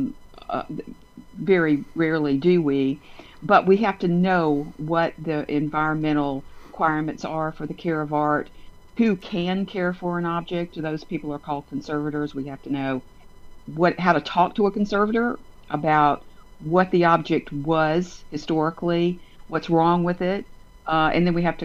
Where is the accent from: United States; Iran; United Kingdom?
United States; Montgomery, Alabama; also born or lived in Texas / Washington, D.C.; I was born in Texas, but I was raised in Montgomery